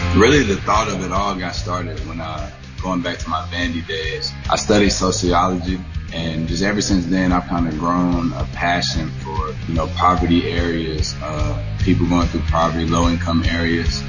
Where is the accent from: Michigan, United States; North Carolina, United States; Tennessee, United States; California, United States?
Tennessee, United States; Chattanooga; moved away; also born or lived in Jacksonville, Florida; my hometown, Chattanooga, Tennessee